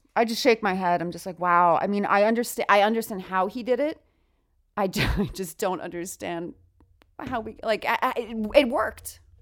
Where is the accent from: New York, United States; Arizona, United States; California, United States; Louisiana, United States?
New York, United States; I come from New York